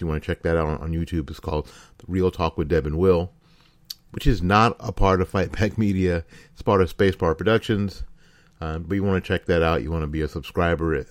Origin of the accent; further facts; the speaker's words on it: Florida, United States; my home state of Florida